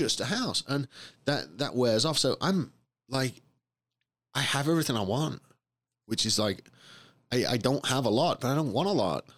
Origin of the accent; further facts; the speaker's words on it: England, United Kingdom; moved away; I grew up in England